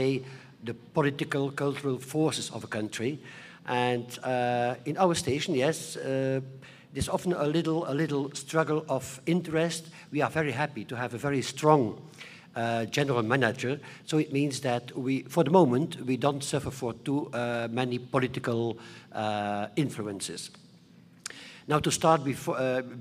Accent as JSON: {"language": "English", "region": "Flanders", "country": "Belgium", "said": "I'm also coming from a schizophrenic country, Belgium. We have two communities, the Flemish part. I am from the Flemish part."}